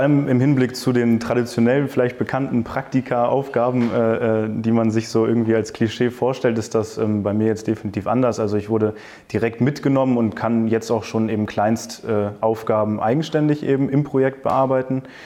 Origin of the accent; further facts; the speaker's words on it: Hanover, Lower Saxony, Germany; moved away as an adult; now in Düsseldorf, Germany; ich komme ursprünglich aus Hannover